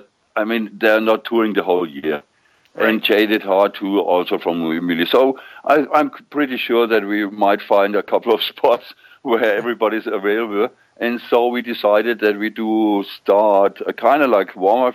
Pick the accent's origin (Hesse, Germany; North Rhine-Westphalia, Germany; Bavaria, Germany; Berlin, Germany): Bavaria, Germany; near Nuremberg; English is a second language; moved away as an adult; also born or lived in Solingen; now in Hanover, Germany; my hometown next to Nuremberg